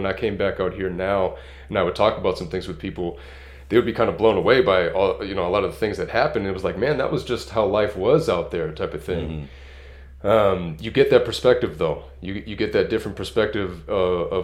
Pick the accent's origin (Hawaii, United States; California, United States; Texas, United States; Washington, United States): California, United States; also born or lived in Massachusetts; I moved to California when I was 8 years old